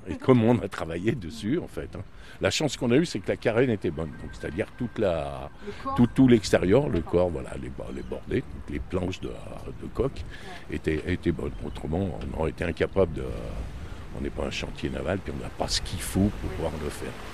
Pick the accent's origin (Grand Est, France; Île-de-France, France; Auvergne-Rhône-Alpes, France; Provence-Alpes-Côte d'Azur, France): Auvergne-Rhône-Alpes, France; Lyon; moved away as an adult; now in Marseille, France; je suis lyonnais